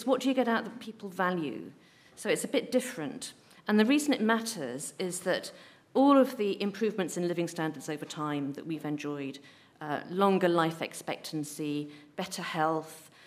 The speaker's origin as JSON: {"language": "English", "town": "Ramsbottom", "region": "North West England", "country": "United Kingdom", "tie": "born or raised there", "said": "I grew up in Ramsbottom"}